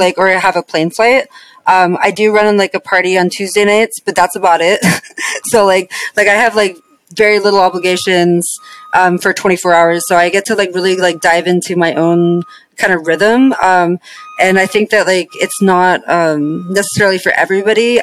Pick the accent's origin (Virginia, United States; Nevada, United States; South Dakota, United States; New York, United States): Nevada, United States; Las Vegas; moved away; I grew up in Vegas